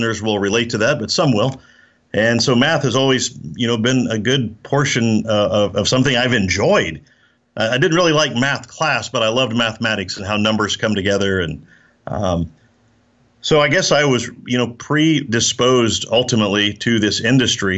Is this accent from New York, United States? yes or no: no; Oklahoma, United States; also born or lived in Austin, Texas; now in Texas, United States; I'm from Oklahoma, and I live in Texas